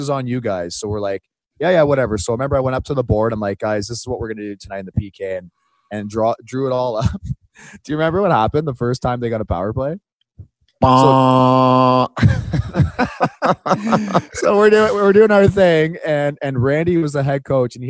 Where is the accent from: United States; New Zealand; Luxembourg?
United States; Boston, Massachusetts; accent: Boston; It's my Boston accent right there.